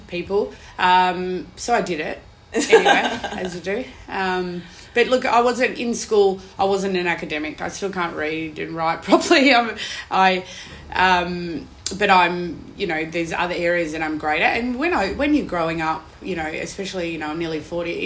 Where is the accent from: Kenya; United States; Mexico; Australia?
Australia; Perth, Western Australia; now in Melbourne, Australia; I come from Perth